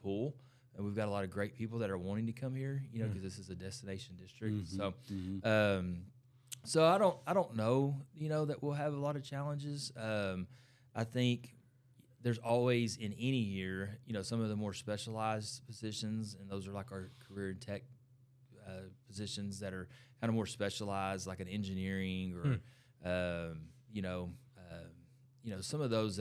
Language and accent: English; Ennis, Texas, United States; I'm from Ennis